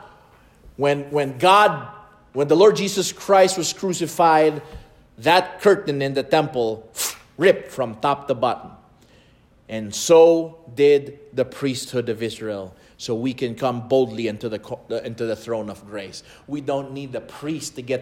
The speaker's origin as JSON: {"language": "English", "town": "Lipa", "region": "Calabarzon", "country": "Philippines", "tie": "born or raised there", "moved": "yes", "said": "my hometown in Lipa City in the Philippines"}